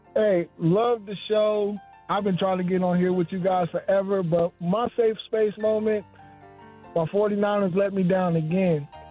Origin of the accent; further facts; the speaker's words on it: Kansas, United States; moved away as an adult; I've been gone from Kansas for 20 years. I moved back for family